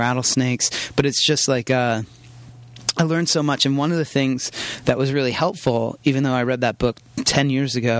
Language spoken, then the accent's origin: English; Pennsylvania, United States; I grew up in small town Pennsylvania.